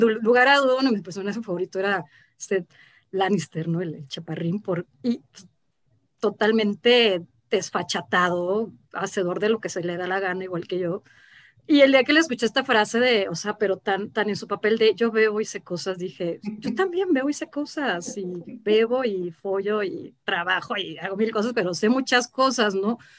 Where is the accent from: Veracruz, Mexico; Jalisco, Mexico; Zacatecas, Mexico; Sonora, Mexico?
Jalisco, Mexico; Guadalajara; moved away as an adult; now in Mexico City, Mexico; me mudé muy chica a Guadalajara